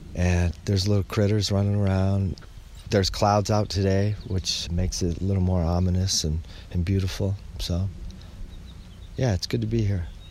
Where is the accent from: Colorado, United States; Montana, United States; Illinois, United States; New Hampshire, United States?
New Hampshire, United States; moved away as an adult; also born or lived in Arizona; growing up in New Hampshire